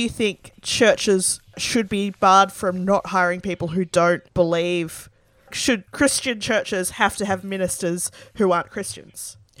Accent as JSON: {"language": "English", "town": "Sydney", "region": "New South Wales", "country": "Australia", "tie": "born or raised there", "said": "I grew up in the Sydney Anglican Diocese where women can't lead churches"}